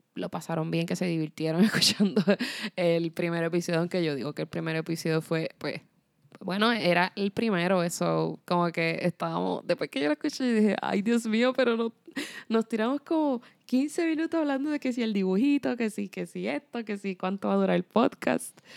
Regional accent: Puerto Rico; moved away as an adult; also born or lived in Spain; Yo me fui de Puerto Rico a mis 17 años y me fui para España

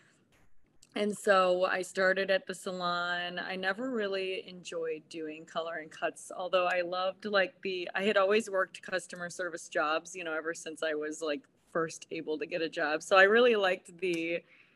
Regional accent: Chardon, Ohio, United States; I am from Chardon, Ohio

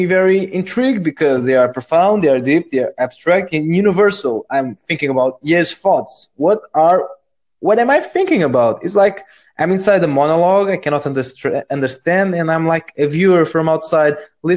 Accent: Spain; I'm from Spain

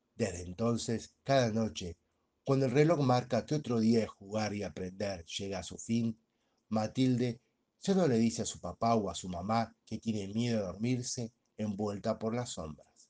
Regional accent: Argentina; mi país, Argentina

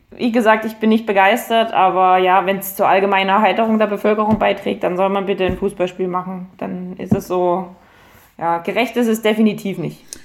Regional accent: Dresden, Saxony, Germany; ich bin wieder in die Gegend zurückgezogen, wo ich aufgewachsen bin

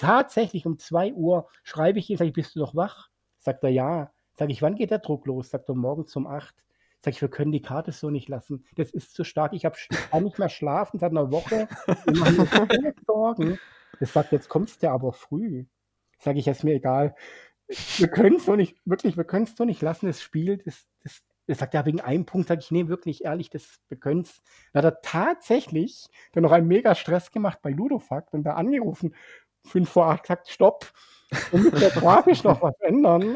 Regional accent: Swabia, Germany; als Schwabe

